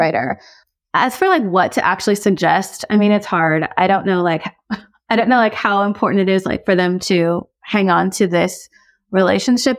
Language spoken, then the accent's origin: English; United States; I'm Korean American.